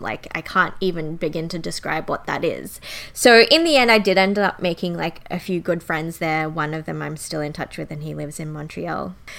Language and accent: English; Sydney, New South Wales, Australia; also born or lived in Canberra; I grew up in Canberra until primary school. And then once I got to high school, I grew up in suburban Sydney.